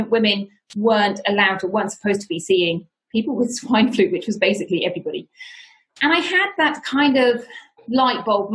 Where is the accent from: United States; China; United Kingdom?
United Kingdom; moved away as an adult; now in Spain; I am from the United Kingdom, as you may be able to tell from my accent